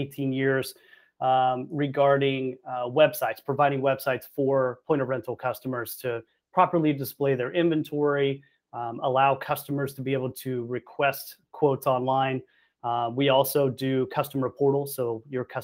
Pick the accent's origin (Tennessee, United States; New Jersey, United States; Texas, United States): Texas, United States; Arlington; moved away as an adult; now in Florida, United States; I'm actually from Arlington, Texas. So I went to Miller Elementary, Young Junior High, Martin High School in Arlington, and grew up in the DFW Metroplex